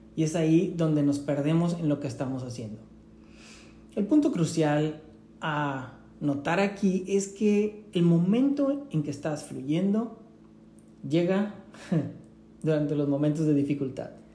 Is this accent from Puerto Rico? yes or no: no; Tampico, Tamaulipas, Mexico; yo aprendí en la playa, en Tampico, de donde yo soy